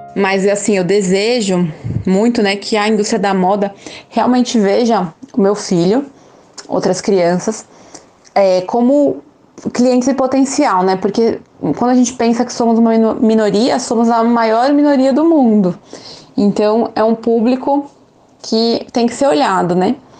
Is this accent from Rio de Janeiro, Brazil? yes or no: no; São Paulo, Brazil; now in Aracaju, Brazil; nasci em São Paulo, moro aqui em Aracaju